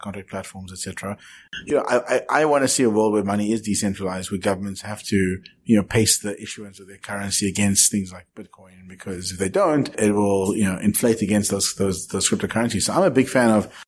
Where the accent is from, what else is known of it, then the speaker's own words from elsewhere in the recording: South Africa; I'm from South Africa